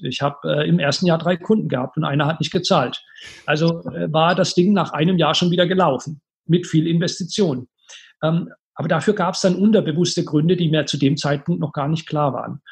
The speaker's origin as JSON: {"language": "German", "town": "Karlsruhe", "region": "Baden-Württemberg", "country": "Germany", "tie": "born or raised there", "said": "in meiner Heimatstadt, Karlsruhe"}